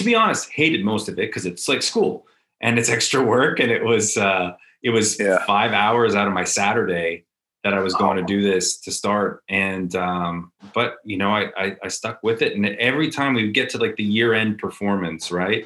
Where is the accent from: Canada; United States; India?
Canada; Edmonton, Alberta; moved away; born and raised in Edmonton